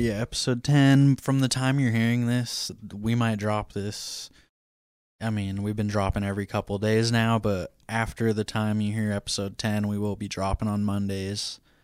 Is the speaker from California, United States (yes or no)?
no; Washington, United States; Washington, my home state